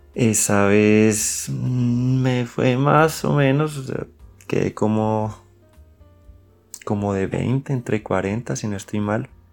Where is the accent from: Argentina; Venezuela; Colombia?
Colombia